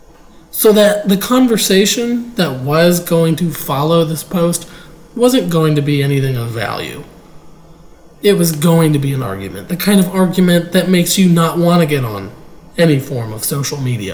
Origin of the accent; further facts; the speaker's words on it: United States; we're all American